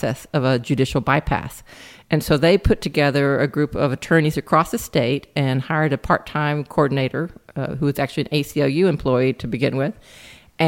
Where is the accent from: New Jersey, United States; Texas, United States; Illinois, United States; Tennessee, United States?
Texas, United States; Lubbock; now in Austin, United States; I'm originally from Lubbock, Texas, which is up in the Panhandle